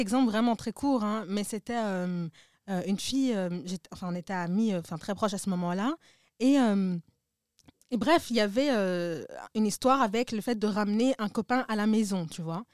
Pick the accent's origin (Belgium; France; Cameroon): Belgium; Brussels, Brussels-Capital Region; je suis bruxellois, j'ai grandi ici